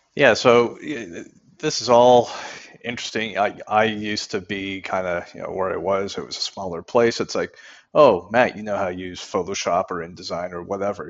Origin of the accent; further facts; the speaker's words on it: Canada; I'm from Canada